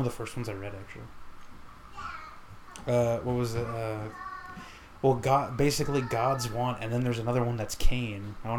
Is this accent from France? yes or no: no; Dominican Republic; I'm Dominican, you're Puerto Rican.